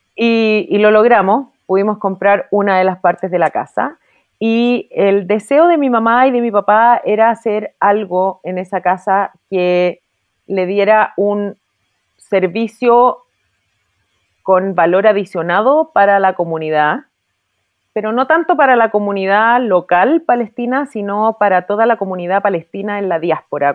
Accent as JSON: {"language": "Spanish", "country": "Chile", "said": "como hija de inmigrante yo estoy tremendamente agradecida con Chile, yo me siento muy chilena, me gustan mucho las tradiciones de mi país"}